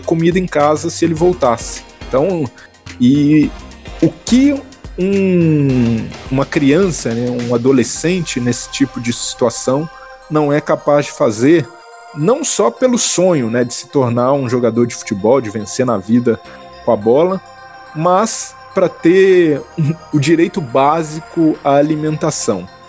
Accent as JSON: {"language": "Portuguese", "town": "Belo Horizonte", "region": "Minas Gerais", "country": "Brazil", "tie": "born or raised there", "said": "eu sou de Belo Horizonte, né? Eu tentei ser jogador de futebol, né? Me aventurei em categorias de base também, em alguns times amadores lá de Belo Horizonte."}